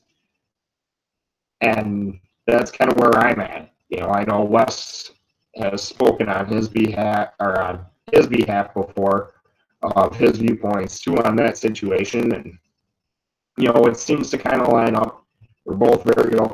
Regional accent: United States; we're all American

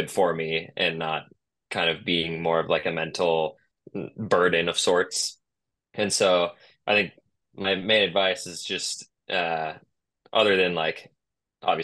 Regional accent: Tiburon, California, United States; my hometown challenger, the Tiburon Challenger

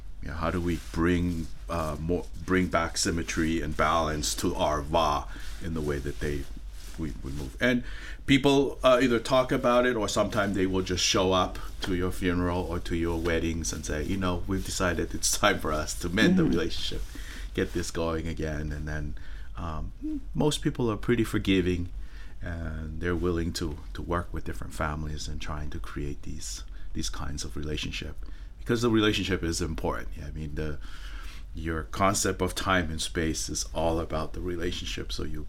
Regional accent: West Valley City, Utah, United States; also born or lived in Tonga; So I grew up in West Valley City, Utah, and also Tongai. Went back and forth.

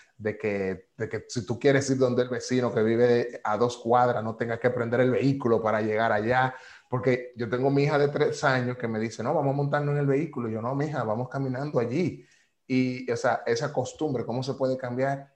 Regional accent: Dominican Republic; also born or lived in New York, United States

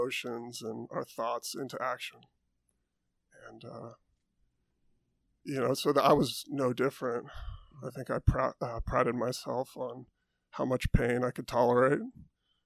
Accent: Santa Cruz, California, United States; I grew up in Santa Cruz, California

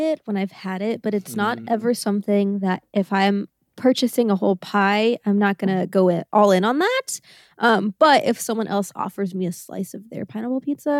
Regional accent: Wellington, Kansas, United States; I'm not from Manhattan. I'm from Wellington, Kansas.

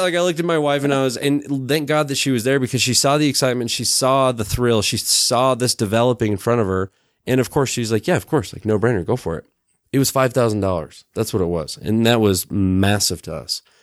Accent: Sandy, Utah, United States; also born or lived in Bishop, California; I grew up really in Sandy, uh, and I always like to say East Sandy

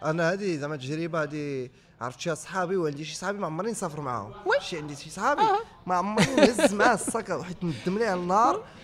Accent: Morocco; انا تنعرفو مغربي كنهضر على مغربي كيهضر بالدارجه ولد الشعب

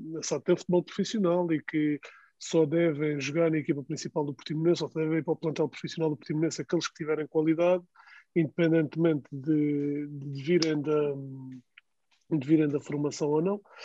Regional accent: Algarve, Portugal; sou do Algarve

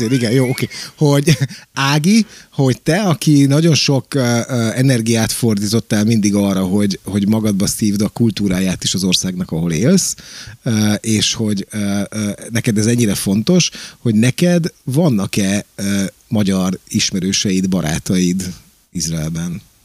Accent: Pécs, Baranya, Hungary; moved away; én járok haza ugye rendszeresen Pécsre, mert ugye Pécsi vagyok

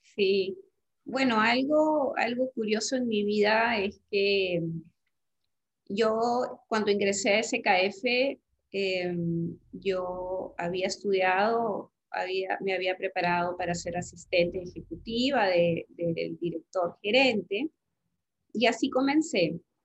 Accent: Peru; en mi país

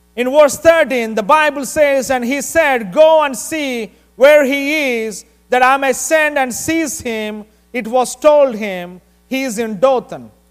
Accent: India; moved away; I'm from India

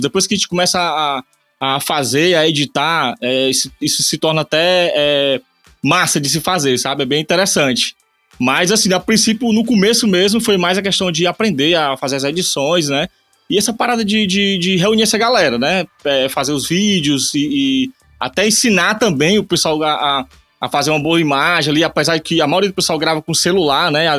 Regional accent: Eusébio, Ceará, Brazil; sou aqui do Ceará, Eusébio, cidade de Eusébio

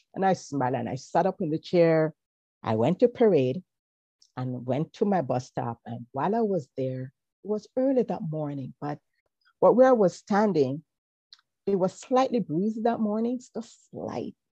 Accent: Kingston, Jamaica; born or raised there

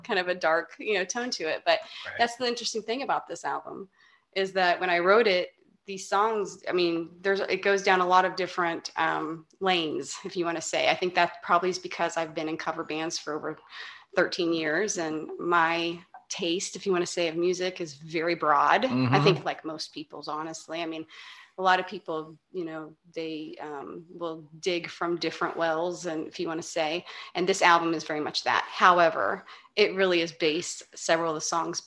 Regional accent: Augusta, Kansas, United States; born or raised there

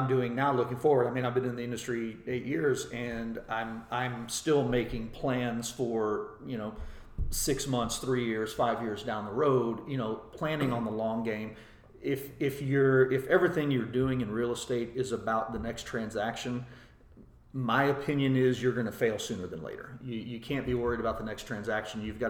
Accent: Shiner, Texas, United States; also born or lived in Dripping Springs, Texas; growing up in Shiner, which again is a small town

